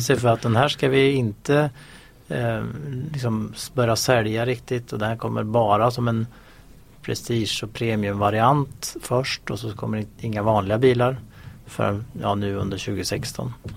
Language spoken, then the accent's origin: Swedish; Sweden; som svensk